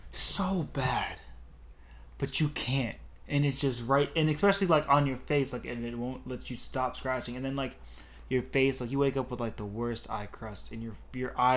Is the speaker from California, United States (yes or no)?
no; Port St. Lucie, Florida, United States; also born or lived in Seoul, South Korea; say I'm from Florida. I mean, from Port St. Lucie, because I lived in other places, but I'm like I barely remember them, so I can't really be like I'm from I'm from South Korea, boy